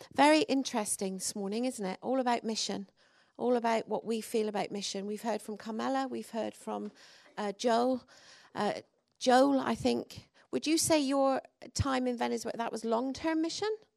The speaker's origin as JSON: {"language": "English", "region": "England", "country": "United Kingdom", "moved": "yes", "lives_now": "Wales", "said": "I'm English"}